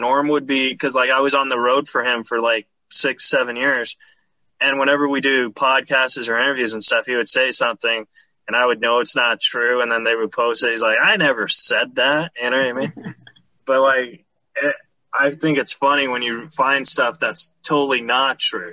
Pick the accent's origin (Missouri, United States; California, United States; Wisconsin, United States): California, United States; I grew up in California